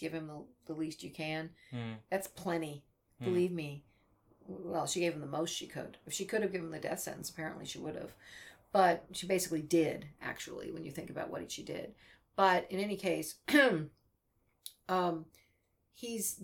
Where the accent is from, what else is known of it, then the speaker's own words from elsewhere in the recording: United States; I'm an American